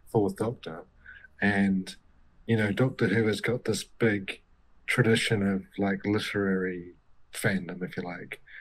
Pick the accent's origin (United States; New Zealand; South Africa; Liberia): New Zealand; I grew up in New Zealand in the 80s